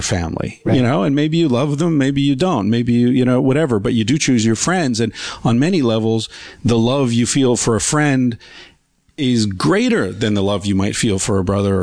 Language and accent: English; Beaver Falls, Pennsylvania, United States; I popped up in Beaver Falls, Pennsylvania